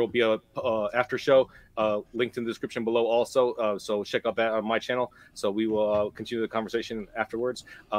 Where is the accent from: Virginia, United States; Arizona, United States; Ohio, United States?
Ohio, United States; I'm from Ohio.